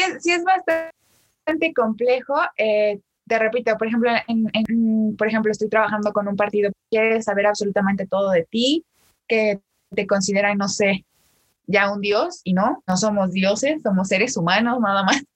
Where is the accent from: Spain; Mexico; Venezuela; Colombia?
Mexico; State of Mexico; soy originaria de México, del Estado de México